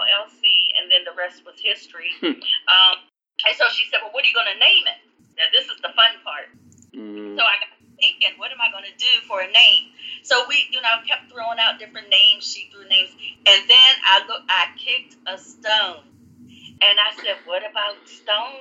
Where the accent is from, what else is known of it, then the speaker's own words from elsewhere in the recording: West Virginia, United States; now in Washington, D.C., United States; Growing up in West Virginia, I was very blessed